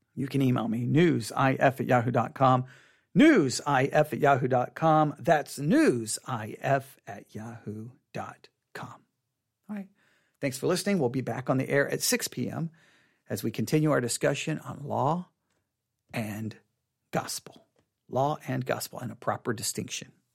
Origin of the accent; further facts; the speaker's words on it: Texas, United States; I'm from Texas